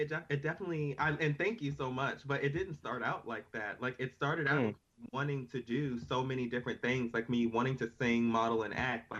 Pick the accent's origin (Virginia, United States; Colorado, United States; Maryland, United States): Maryland, United States; I'm actually from Maryland. I'm from the DMV.